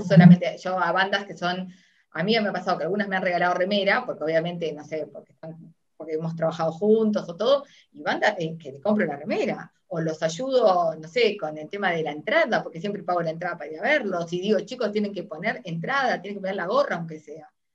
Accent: Uruguay; now in Argentina; soy uruguaya, pero estoy en Argentina

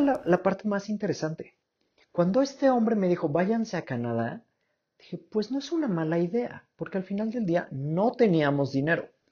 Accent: Mexico

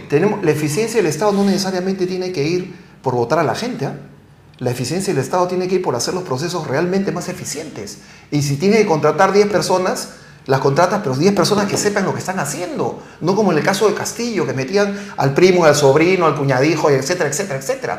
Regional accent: Peru; nosotros tenemos que hacer como peruanos

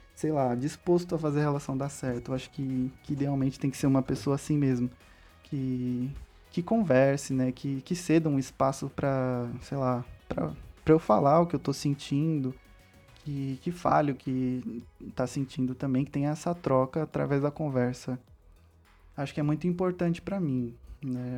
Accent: São Paulo, Brazil; Eu sou de São Paulo, capital

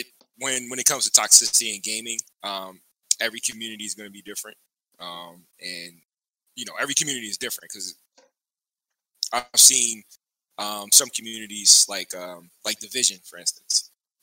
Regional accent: Baltimore, Maryland, United States; we're not from Maryland. We're from Baltimore.

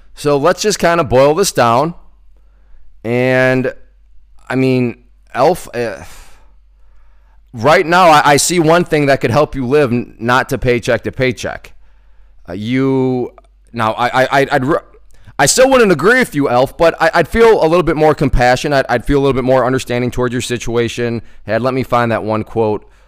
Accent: United States; I come from the United States

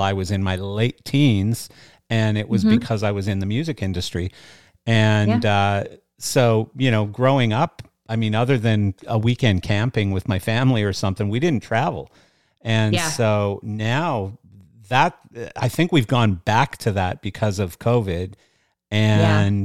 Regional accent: Canada; now in United States; I grew up in Canada

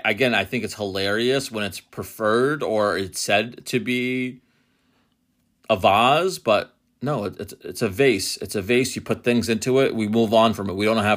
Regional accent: Methuen, Massachusetts, United States; now in New Jersey, United States; I grew up in Methuen. I don't claim New Jersey as my...

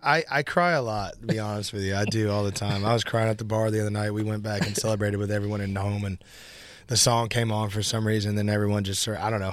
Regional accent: Nashville, Tennessee, United States; I'm born and raised in Nashville

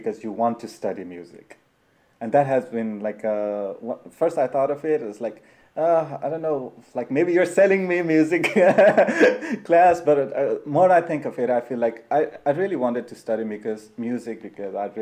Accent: Nepal; moved away as an adult; I'm from Nepal

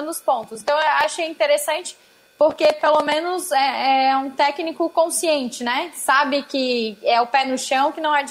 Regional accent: Porto Alegre, Rio Grande do Sul, Brazil; also born or lived in Portugal; eu nasci em Porto Alegre.

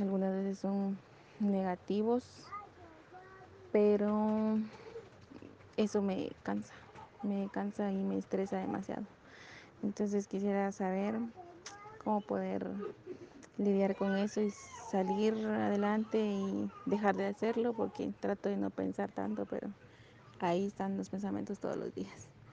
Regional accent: Guatemala; soy de Guatemala

